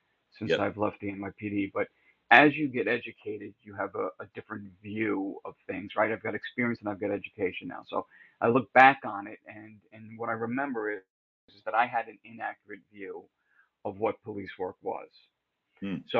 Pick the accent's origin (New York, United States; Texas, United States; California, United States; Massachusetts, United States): New York, United States; upstate; moved away as an adult; also born or lived in Bronx, New York / Rockaway Beach, New York; I was born in the Bronx, but I spent most of my formative years in upstate New York